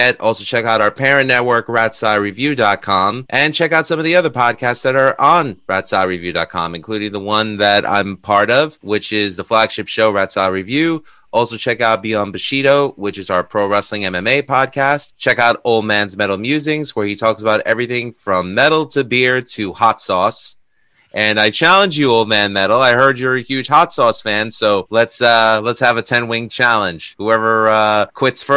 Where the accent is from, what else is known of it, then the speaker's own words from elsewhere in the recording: New York City, New York, United States; now in Long Island, United States; Born and raised in Astoria, Queens. I live in Long Island right now